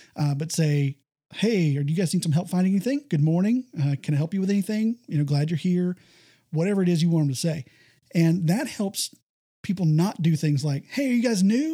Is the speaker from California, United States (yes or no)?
no; Texas, United States; I, I grew up here in Texas